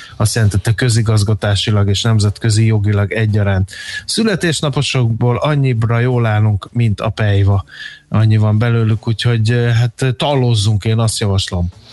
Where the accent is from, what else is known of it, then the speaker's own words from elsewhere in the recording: Hungary; akárhányszor Budapesten jártam, mert vidéki gyerek vagyok